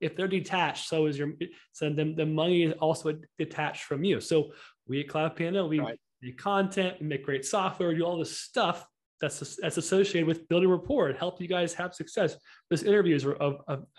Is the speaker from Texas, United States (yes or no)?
yes; Houston, Texas, United States; I'm from Houston